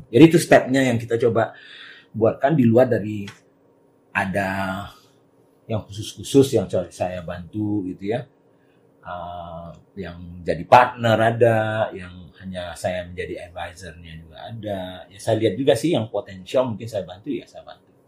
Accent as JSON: {"language": "Indonesian", "town": "Kerinci", "region": "Jambi", "country": "Indonesia", "tie": "born or raised there", "said": "Karena saya melihat di kampung halaman saya di daerah Kerinci, Gunung Kerinci di Jambi."}